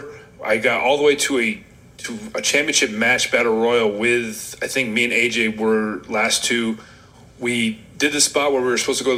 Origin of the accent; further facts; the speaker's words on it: Rochester, New York, United States; I'm from Rochester, New York